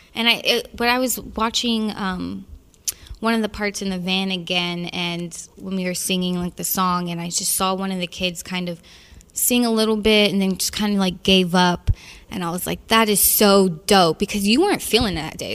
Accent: the South, United States; I'm from the South, and that whole Midwest feel, that whole part of America is very familiar to me

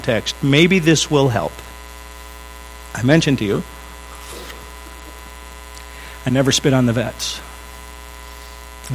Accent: United States; I am an American

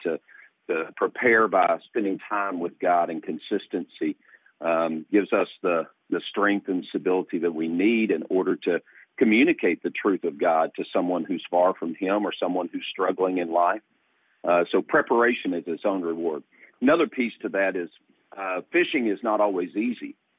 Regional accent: East Tennessee, United States; now in Virginia, United States; I was born in East Tennessee in the Smoky Mountains, and my dad and my grandfather were trout fishermen uh, in the Smokies

